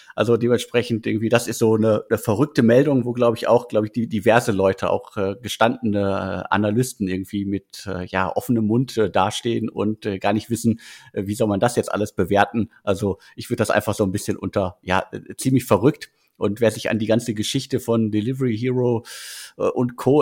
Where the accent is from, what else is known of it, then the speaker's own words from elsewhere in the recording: North Rhine-Westphalia, Germany; Ich bin in NRW geboren und dementsprechend äh, schlägt mein Herz da auf jeden Fall äh, für das Ruhrgebiet